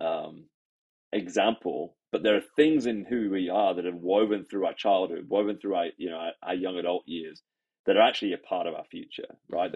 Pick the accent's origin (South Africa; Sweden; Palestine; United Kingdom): United Kingdom; England; also born or lived in Sydney, Australia; now in Canada; I grew up in England